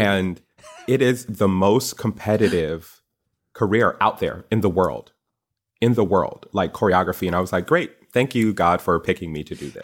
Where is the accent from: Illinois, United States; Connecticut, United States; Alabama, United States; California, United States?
Connecticut, United States; I went to Yukon, Go Huskies, 'cause I'm from Connecticut